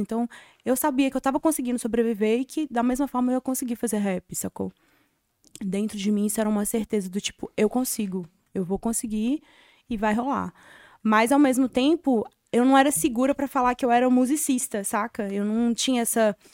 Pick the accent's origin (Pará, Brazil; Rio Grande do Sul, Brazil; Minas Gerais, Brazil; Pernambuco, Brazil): Minas Gerais, Brazil; Sabará; moved away as an adult; now in São Paulo, Brazil; eu sou de BH, né? Cresci em BH, na verdade, de Sabará, que é do lado.